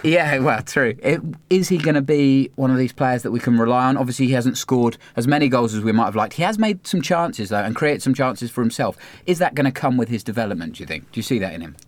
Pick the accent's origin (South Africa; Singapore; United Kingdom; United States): United Kingdom; Cambridge, East of England; we grew up in Cambridge